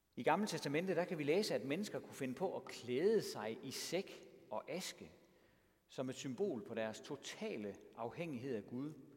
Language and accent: Danish; Denmark; also born or lived in Triangle Region, Denmark